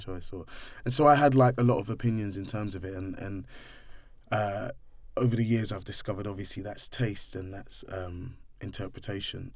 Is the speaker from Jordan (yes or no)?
no; London, United Kingdom; also born or lived in Streatham; I grew up in Brixton